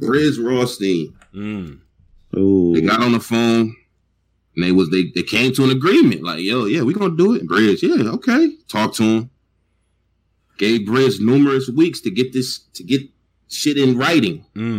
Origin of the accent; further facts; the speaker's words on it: St. Louis, Missouri, United States; Nigga, I'm from St. Louis.